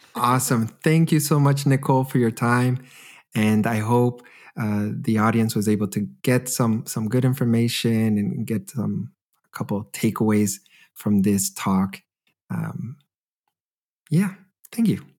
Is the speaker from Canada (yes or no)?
yes; Canada; now in Germany